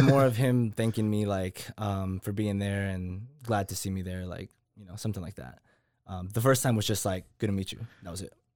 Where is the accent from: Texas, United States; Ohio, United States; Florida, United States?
Texas, United States; Waco; now in Austin, United States; born and raised in Waco, Texas